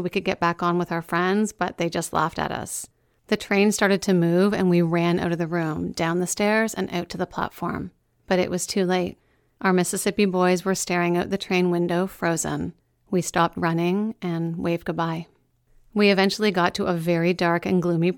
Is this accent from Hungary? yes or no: no; Meaford, Ontario, Canada; I talked about my hometown a lot even back then